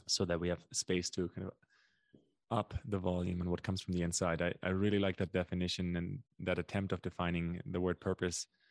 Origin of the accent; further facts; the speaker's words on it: Germany; English is a second language; moved away as an adult; also born or lived in North America; now in Brazil; my, my German ears